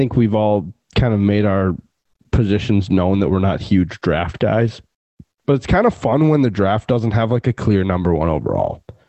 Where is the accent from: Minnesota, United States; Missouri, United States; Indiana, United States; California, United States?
Minnesota, United States; Hutchinson; I'm actually from Hutchinson.